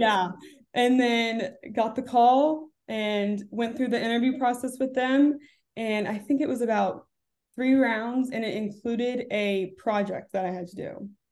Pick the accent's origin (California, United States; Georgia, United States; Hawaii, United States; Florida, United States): Florida, United States; Orlando; moved away as an adult; also born or lived in Davidson, North Carolina; I grew up in Orlando, Florida, with my two parents and my sister